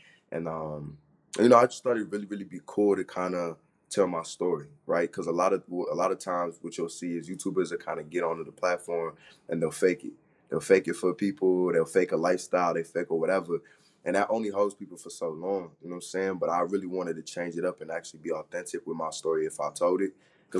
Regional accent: Florida, United States; Man, every time I be talking to people since freshman year, I tell them I'm from Florida. They're like, what? Why'd you come all the way over here?

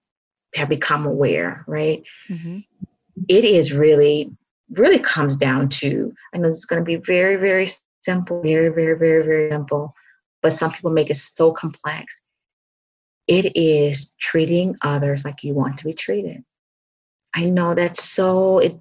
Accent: Mississippi Delta, United States; moved away; also born or lived in Chicago; I grew up in the South, in the Delta of Mississippi, the heart of the Delta

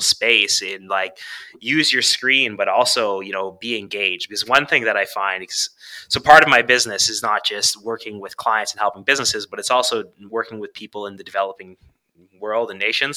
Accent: Canada; I'm from Canada

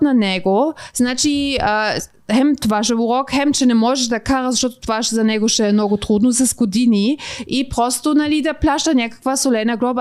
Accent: Bulgaria; съм от Българистан

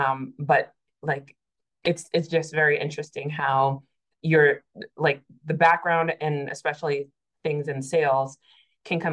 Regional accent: Massachusetts, United States; moved away as an adult; now in Atlanta, United States; I'm originally from Massachusetts. I moved to Atlanta in 2019

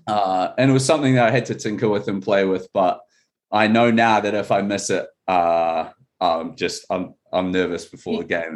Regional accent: New Zealand; now in Seattle, United States; I'm from New Zealand

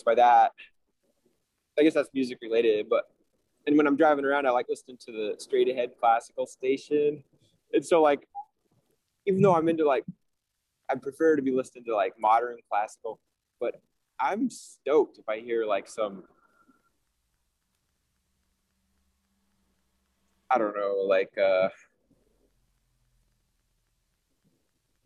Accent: Salt Lake City, Utah, United States; I'm from Salt Lake City

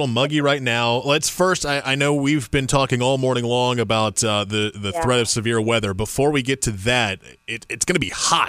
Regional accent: Indiana, United States; now in Raleigh, United States; back in my home state of Indiana

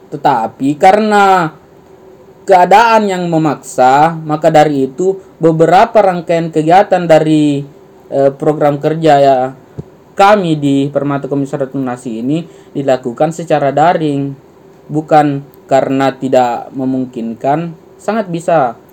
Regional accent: Makassar, South Sulawesi, Indonesia; tapi kita tidak boleh melupakan eh, bahasa budaya kita juga dalam hal ini saya sebagai orang Makassar ya bahasa Makassar.

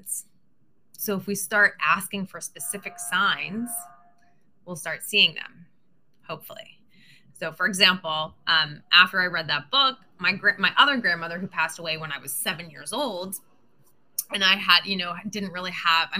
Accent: Pittsburgh, Pennsylvania, United States; I'm from Pittsburgh

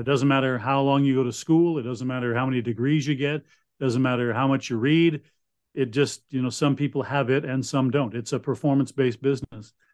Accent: Winnipeg, Manitoba, Canada; moved away as an adult; now in Ottawa, Canada; growing up in Winnipeg

